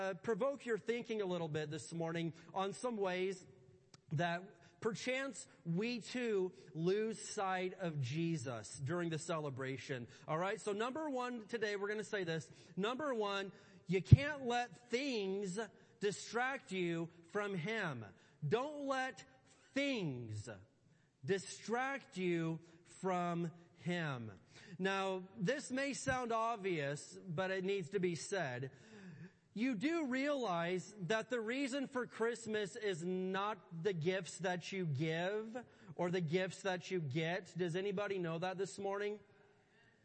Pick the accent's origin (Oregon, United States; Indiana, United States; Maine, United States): Indiana, United States; I grew up in Indiana